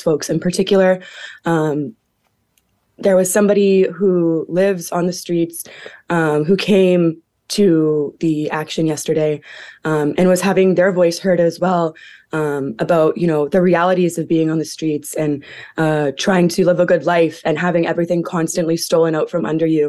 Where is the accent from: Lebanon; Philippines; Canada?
Canada; Hamilton, Ontario; I'm actually Mohawk from Six Nations, born and raised in Hamilton, Ontario